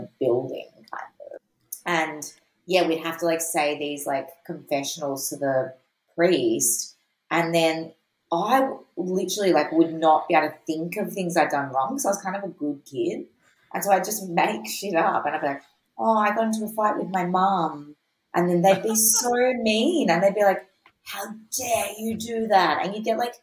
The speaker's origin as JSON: {"language": "English", "town": "Mornington", "region": "Victoria", "country": "Australia", "tie": "born or raised there", "said": "growing up in Mornington, like it was a really, really big part of like being a kid"}